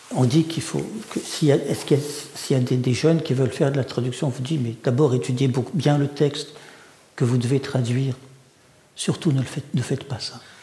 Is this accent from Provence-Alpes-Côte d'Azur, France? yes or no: no; Paris suburbs, Île-de-France, France; first language Russian; French is a second language; also born or lived in Saint Petersburg, Russia; je suis un garçon de la banlieue parisienne.